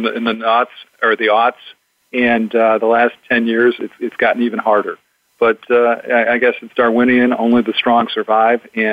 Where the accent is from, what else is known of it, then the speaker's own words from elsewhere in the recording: Chicago, Illinois, United States; also born or lived in Boston; now in Orange County, California, United States; I was born in Chicagoland